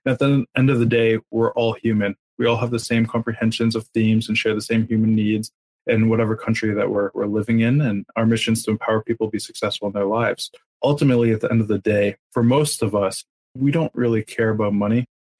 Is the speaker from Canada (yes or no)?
yes; Montreal, Quebec, Canada; We're from Montreal. That's what we do. We've been multilingual since day one. We're born and bred.